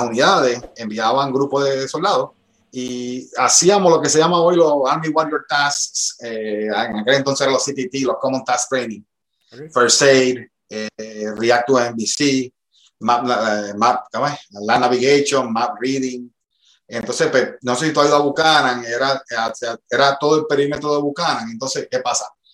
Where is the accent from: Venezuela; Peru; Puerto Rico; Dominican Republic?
Puerto Rico; Bayamón; moved away as an adult; also born or lived in North Carolina; un chamaquito de Bayamón, tú sabes, este, nada, me crié en una organización en Riverview